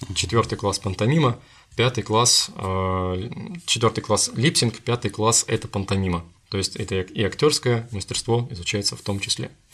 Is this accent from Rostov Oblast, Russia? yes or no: no; Krasnoyarsk, Krasnoyarsk Krai, Russia; moved away; мой родной город Красноярск